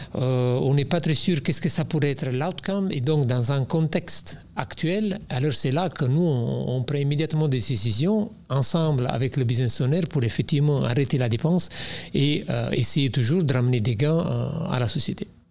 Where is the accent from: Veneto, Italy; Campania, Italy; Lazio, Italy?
Campania, Italy; Naples; French is a second language; moved away as an adult; now in Belgium; je viens de Napoli